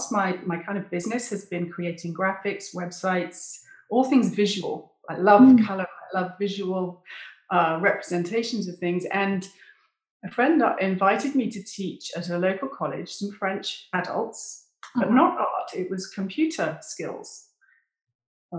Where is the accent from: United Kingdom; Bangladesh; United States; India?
United Kingdom; moved away as an adult; also born or lived in English Lake District; now in South of France, France; I'm British